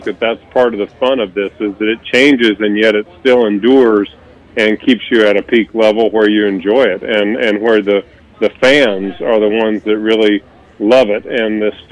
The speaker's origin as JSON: {"language": "English", "region": "Indiana", "country": "United States", "tie": "born or raised there", "moved": "yes", "said": "I grew up in Big Ten country"}